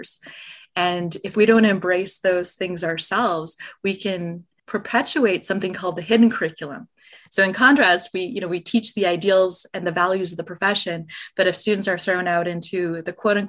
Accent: Minnesota, United States; now in Arizona, United States; We're both originally from Minnesota

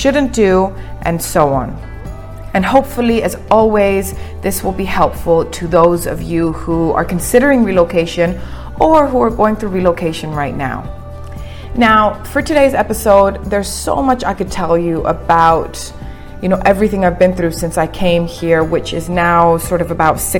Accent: Cyprus; moved away as an adult; also born or lived in England; now in Dubai, United Arab Emirates; I was born and raised in Cyprus, and 10 years ago, at the age of 18, I relocated to England.

